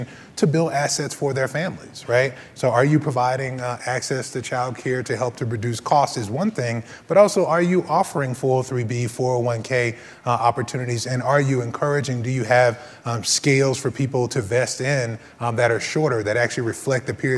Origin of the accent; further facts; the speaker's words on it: Texas, United States; Texas, my home state